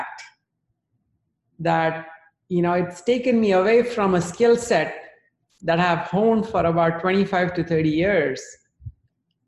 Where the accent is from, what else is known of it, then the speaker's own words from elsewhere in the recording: India; moved away; I grew up in India